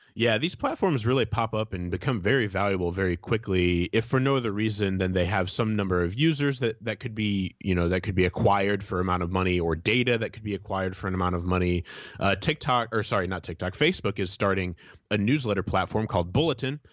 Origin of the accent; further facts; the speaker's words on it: Indiana, United States; moved away; I visited my hometown recently. My wife and I were, uh, going all around Indiana